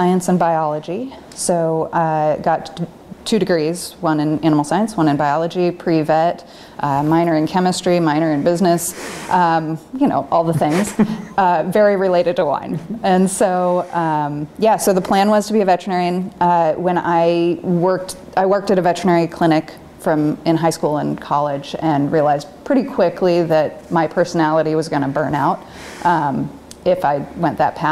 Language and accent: English; Sherwood, Oregon, United States; I grew up in Sherwood